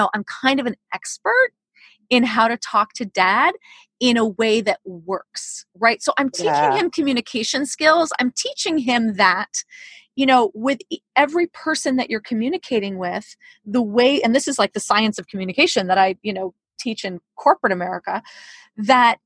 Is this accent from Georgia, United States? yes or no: no; New York City, New York, United States; when I was 14, I grew up in New York City.